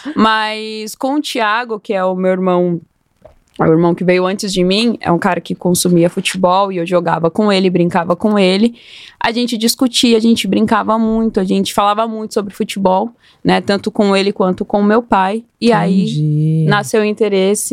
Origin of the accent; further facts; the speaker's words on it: Osasco, São Paulo, Brazil; Eu venho de periferia, eu sou da zona norte de Osasco